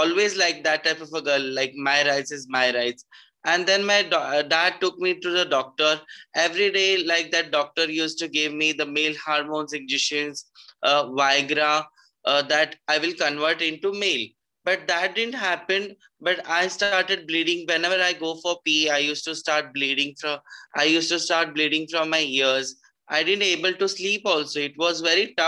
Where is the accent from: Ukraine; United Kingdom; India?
India; Pune, Maharashtra; I'm from Pune, Maharashtra